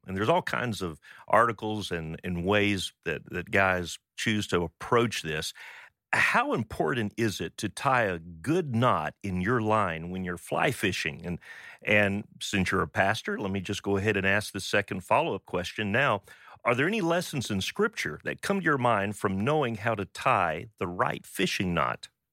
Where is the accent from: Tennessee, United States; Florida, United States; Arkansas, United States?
Florida, United States; Pensacola; I grew up in Pensacola, Florida, fishing in the bayous and bays and out in the Gulf of Mexico